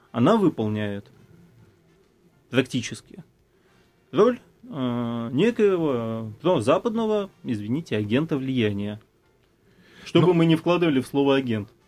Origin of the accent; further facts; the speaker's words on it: Latvia; now in Russia; после переезда э, в Россию мне пришлось достаточно... Я, я из Латвии. Латвия страна Европейского Союза